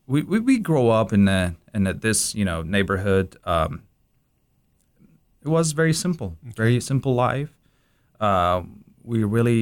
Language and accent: English; Baghdad, Baghdad Governorate, Iraq; born there; English is a second language; I was born in Baghdad in Zayouna. This is one of the places that a lot of engineers, officers, doctors, live there.